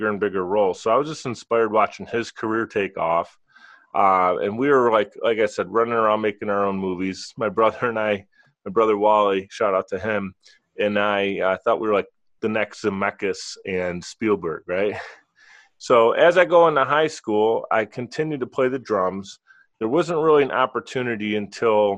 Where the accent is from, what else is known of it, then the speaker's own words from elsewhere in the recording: Buffalo, New York, United States; as a youngster, I grew up in Buffalo, New York